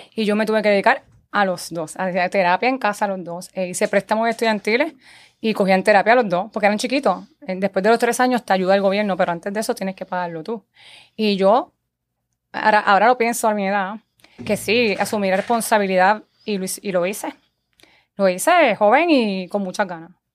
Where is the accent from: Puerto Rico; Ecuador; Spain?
Puerto Rico; Guaynabo; also born or lived in Santurce; yo nací en Santurce, me he criado en Guaynabo, llevo 38 años, 35 años viviendo en Guaynabo